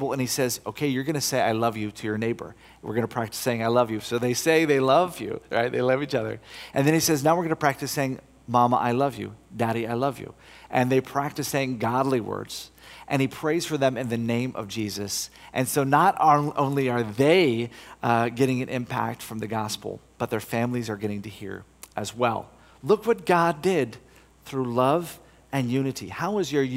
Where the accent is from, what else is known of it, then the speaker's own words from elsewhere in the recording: United States; moved away as an adult; also born or lived in Brussels area, Belgium; now in Belgium; I'm from America